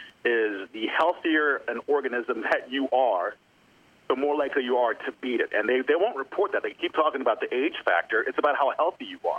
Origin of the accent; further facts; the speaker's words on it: New Jersey, United States; moved away as an adult; also born or lived in New York; now in Chicago, United States; I grew up in South Jersey, Pensauken, Cherry Hill, Marlton area